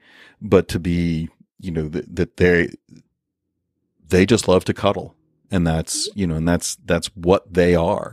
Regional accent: United States; we as an American people

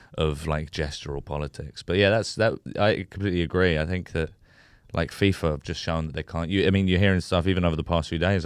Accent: United Kingdom; a white British guy who, who was born and raised in Britain

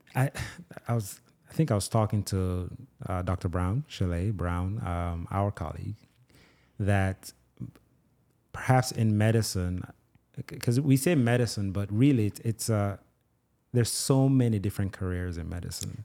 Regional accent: Nigeria; also born or lived in Jamaica; now in United States; I was born and raised in Nigeria, grew up in Jamaica

